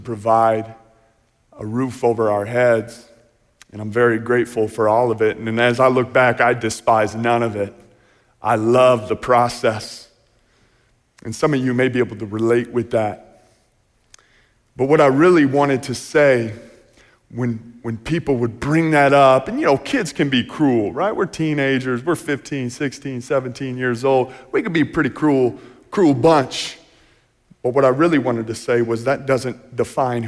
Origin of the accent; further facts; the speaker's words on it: just south of Chicago, Illinois, United States; now in Coopersville, United States; I grew up just south Chicago, about 45 minutes south.